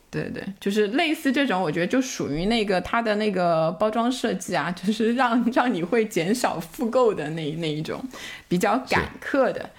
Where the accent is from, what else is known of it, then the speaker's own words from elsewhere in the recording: Shanghai, China; 我小时候在上海